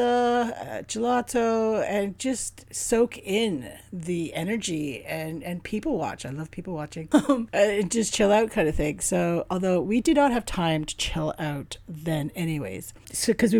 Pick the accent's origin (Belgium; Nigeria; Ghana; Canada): Canada; being Canadian